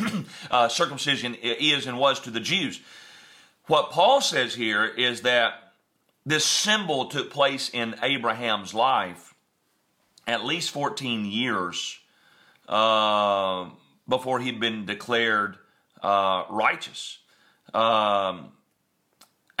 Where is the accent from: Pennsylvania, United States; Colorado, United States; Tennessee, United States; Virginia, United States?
Tennessee, United States; West; moved away; we're from West Tennessee.